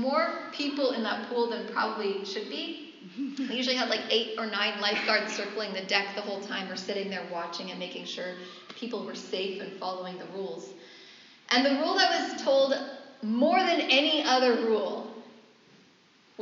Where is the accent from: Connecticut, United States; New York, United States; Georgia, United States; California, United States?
California, United States; San Francisco Bay Area; moved away; I'm from the Bay Area, there's lots of oak trees in that area